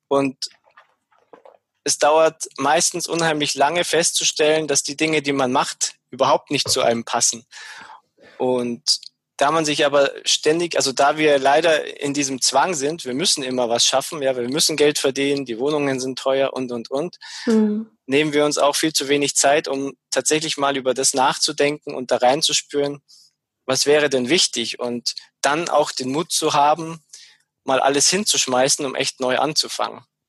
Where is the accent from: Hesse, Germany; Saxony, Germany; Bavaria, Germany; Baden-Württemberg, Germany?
Bavaria, Germany; Munich; also born or lived in Ammersee; ursprünglich komme ich aus der aus der Gegend von München. Also ich bin in München geboren, bin auch nie so wirklich weit weggekommen.